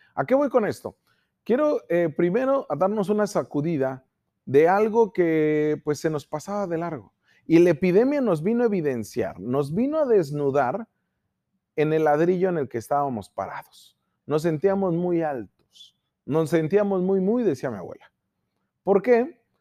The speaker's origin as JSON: {"language": "Spanish", "country": "Mexico"}